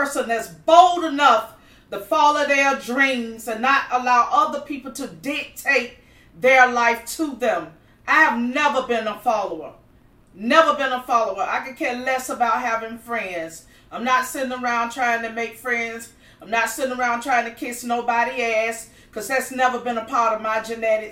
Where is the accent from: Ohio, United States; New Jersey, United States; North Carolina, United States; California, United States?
North Carolina, United States; moved away as an adult; now in Miami, United States; I was born and raised in North Carolina